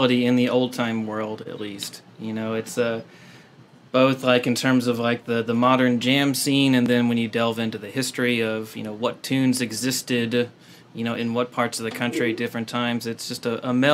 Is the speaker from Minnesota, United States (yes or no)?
no; Kentucky, United States; born or raised there; moved away as an adult; now in San Diego, United States